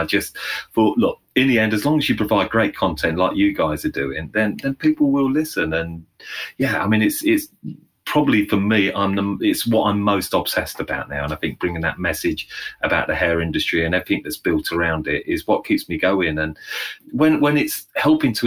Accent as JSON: {"language": "English", "area": "Northamptonshire", "region": "East Midlands", "country": "United Kingdom", "tie": "born or raised there", "also_born_or_lived": "London", "said": "Went back to my hometown. So I live in a central location in the heart of England, a place called Northamptonshire"}